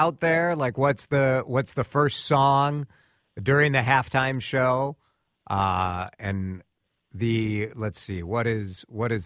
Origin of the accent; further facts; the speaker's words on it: Chicago, Illinois, United States; a fellow Chicago kid here